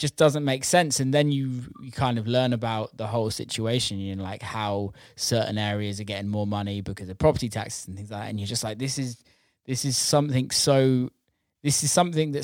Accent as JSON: {"language": "English", "country": "United Kingdom"}